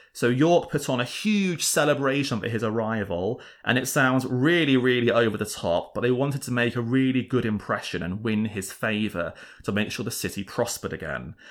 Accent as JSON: {"language": "English", "region": "England", "country": "United Kingdom"}